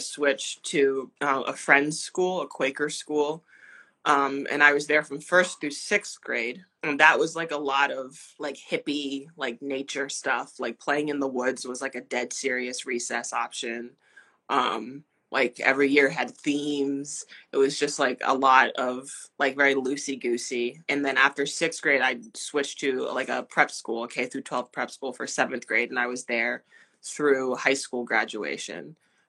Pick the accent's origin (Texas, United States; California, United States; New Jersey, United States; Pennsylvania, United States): New Jersey, United States; New Brunswick; now in Providence, United States; So I was born in New Brunswick, New Jersey, which is where Rutgers University is.